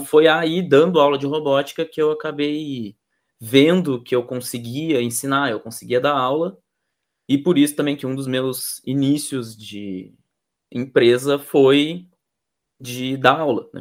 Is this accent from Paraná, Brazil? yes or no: no; Rio Grande do Sul, Brazil; also born or lived in Pelotas; eu sou aqui do Rio Grande do Sul, eu moro em Pelotas